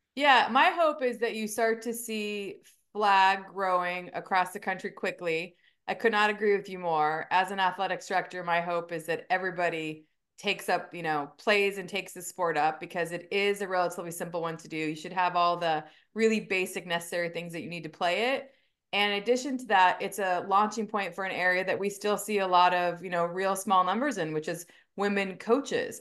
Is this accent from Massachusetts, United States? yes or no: no; Simi Valley, California, United States; moved away as an adult; also born or lived in Arizona; So I am a California native. I grew up in Southern California, um, in a town called Simi Valley, um, so in the Ventura County area